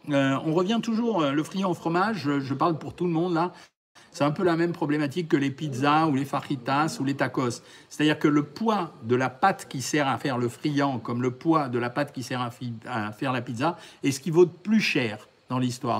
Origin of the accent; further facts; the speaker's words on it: France; chez nous en France